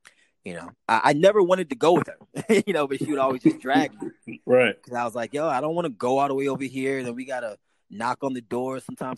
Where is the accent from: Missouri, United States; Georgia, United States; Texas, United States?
Missouri, United States; St. Louis; born there; You know, I was born in St. Louis, Missouri.